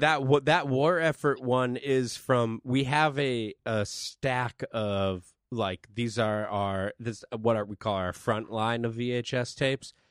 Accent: East Coast, United States; East Coast. I'm from the East Coast.

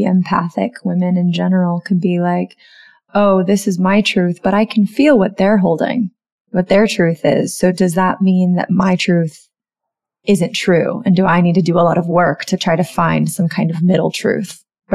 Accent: the South, United States; growing up in the South as a white woman, I was taught to be pleasing

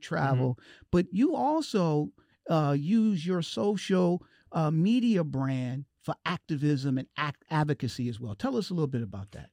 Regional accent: Detroit, Michigan, United States; I'm from Detroit

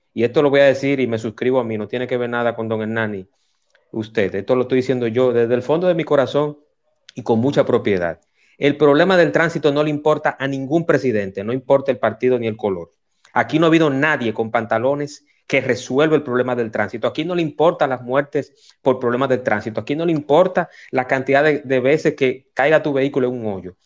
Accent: Dominican Republic; creo en mi país

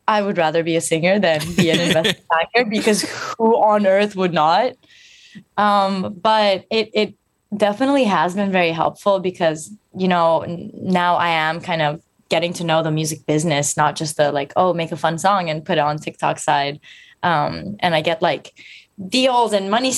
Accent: Istanbul, Turkey; also born or lived in London; now in Philadelphia, United States; I am born and raised from Turkey, Istanbul. And then I lived in London for a few years

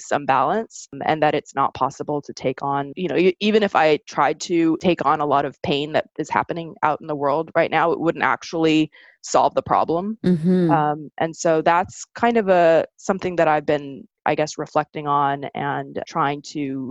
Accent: Southern California, United States; also born or lived in Sweden; when I was growing up in Southern California

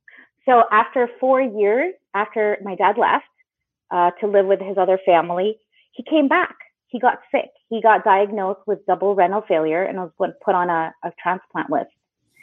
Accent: Philippines; being Filipino, there's a lot of pressure to get married early.

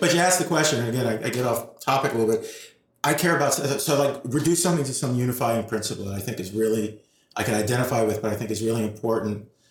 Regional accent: New York City, New York, United States; I was born and raised uh, on the west side of Manhattan in New York City

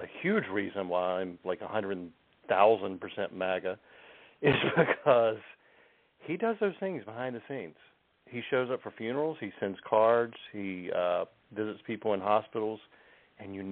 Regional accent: North Carolina, United States; I come from North Carolina

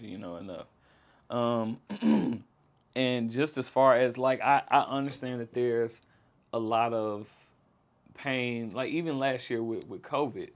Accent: Jackson, Mississippi, United States; I grew up in South Jackson

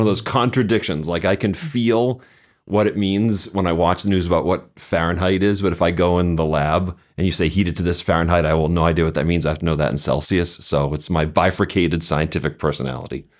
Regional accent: Boston, Massachusetts, United States; I grew up just outside of Boston

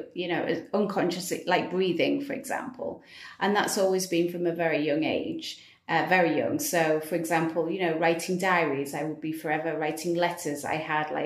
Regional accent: United Kingdom; moved away as an adult; now in Dubai, United Arab Emirates; my home country in the UK

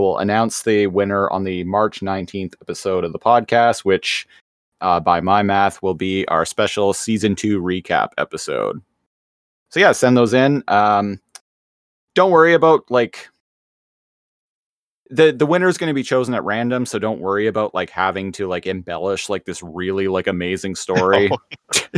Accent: Canada; we are Canadian

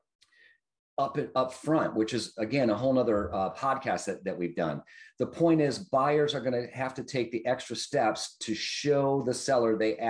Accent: Detroit, Michigan, United States; I grew up in Detroit and the suburbs thereof

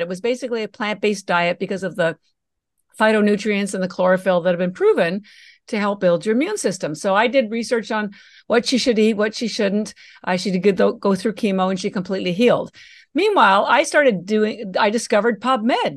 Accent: Canada; moved away as an adult; now in Boston, United States; I live in Boston, Massachusetts, although I'm Canadian and all my education was in Canada

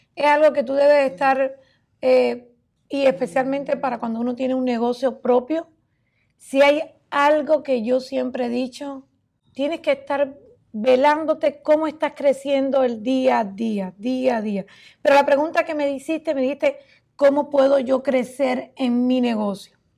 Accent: Cuba; moved away as an adult; now in United States; en mi país, Cuba

